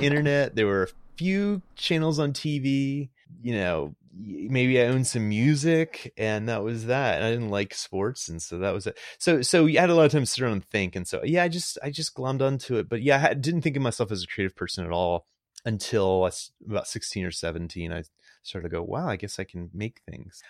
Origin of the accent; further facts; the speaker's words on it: Greenville, North Carolina, United States; moved away; was born in Greenville, North Carolina.